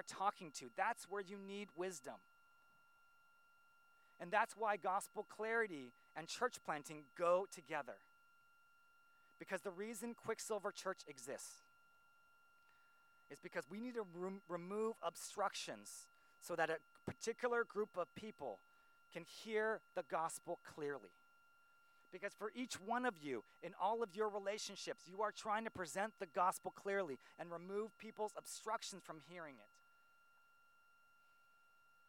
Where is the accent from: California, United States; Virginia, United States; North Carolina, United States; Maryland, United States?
California, United States; Silicon Valley; I grew up here in Silicon Valley